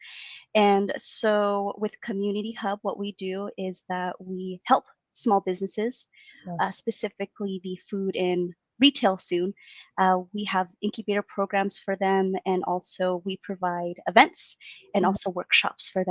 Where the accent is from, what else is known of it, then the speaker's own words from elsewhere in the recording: Daly City, California, United States; also born or lived in San Francisco, California / Tracy, California; I'm from the Bay Area. I was born in San Francisco and grew up in Daly City.